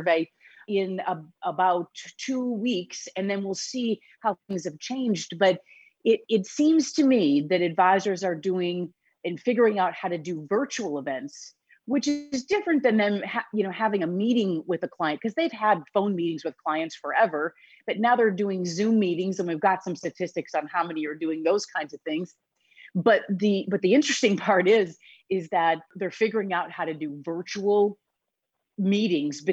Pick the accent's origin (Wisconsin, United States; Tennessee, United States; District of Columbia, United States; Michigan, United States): Wisconsin, United States; also born or lived in Illinois; now in Chicago area, Illinois, United States; I am born and raised in Wisconsin. And so the fact that I live in Illinois is just, it's by happenstance.